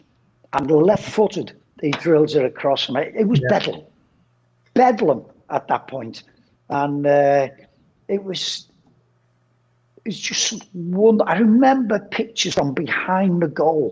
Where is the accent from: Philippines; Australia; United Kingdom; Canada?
United Kingdom; England; as an Englishman